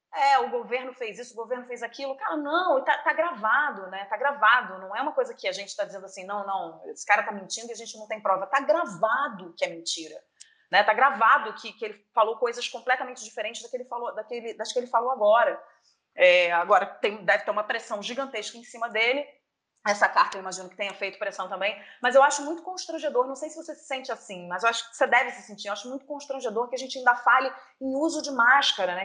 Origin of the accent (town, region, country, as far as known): Brazil